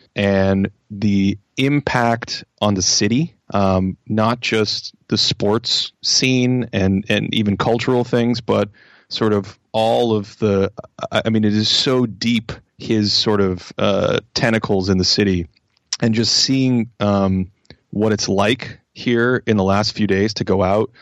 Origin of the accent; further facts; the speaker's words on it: Boston, Massachusetts, United States; moved away as an adult; now in Los Angeles, United States; I grew up in Boston, which is a, just a crazed sports culture